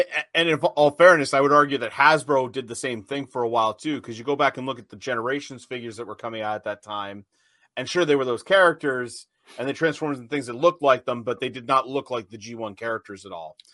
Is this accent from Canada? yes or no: no; United States; I'm American.